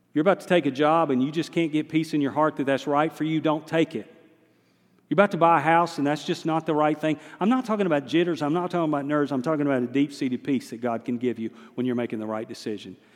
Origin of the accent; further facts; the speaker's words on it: the Piedmont, North Carolina, United States; moved away as an adult; also born or lived in Lenoir, North Carolina; now in Hendersonville, United States; I'm a Piedmont, center of the state boy by nature. I'm a mountaineer now, but I'm a Western North Carolina guy now. But I was raised in the Piedmont